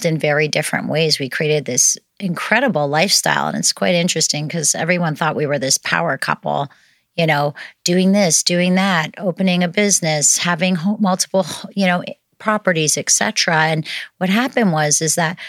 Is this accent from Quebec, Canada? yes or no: no; outside of Toronto, Ontario, Canada; moved away as an adult; now in Kelowna, Canada; I was born in Toronto, outside of Toronto, actually.